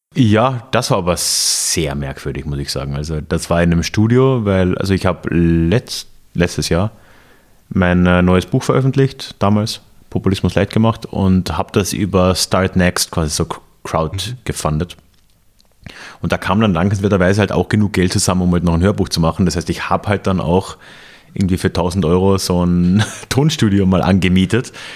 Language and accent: German; Austria; moved away as an adult; also born or lived in Bavaria; ich muss mich noch an meine Rolle als Österreicher in Österreich wieder gewöhnen. Ich war immer so, so, so, so überintegriert in, in, Bayern